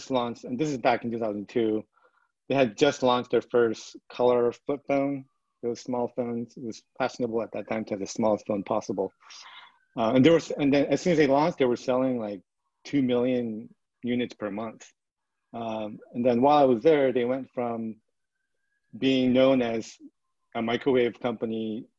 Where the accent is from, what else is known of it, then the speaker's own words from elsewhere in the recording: Vancouver, British Columbia, Canada; moved away as an adult; also born or lived in Seoul, South Korea / New York State, United States; now in San Francisco, United States; we moved to Vancouver, Canada, when I was in fourth grade